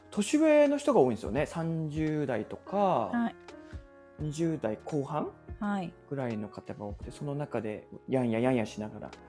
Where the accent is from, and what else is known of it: Betsukai, Hokkaido, Japan; born or raised there; now in Sapporo, Japan